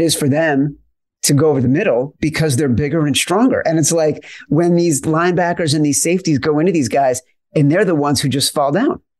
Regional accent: Chicago, Illinois, United States; where I grew up in Chicago

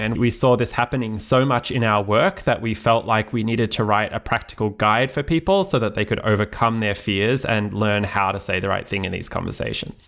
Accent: Australia; moved away; I'm originally from Australia and trained as a lawyer

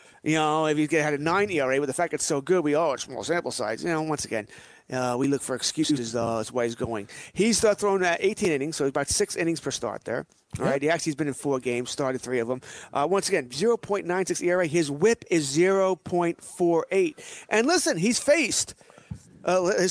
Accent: United States; I'm an American

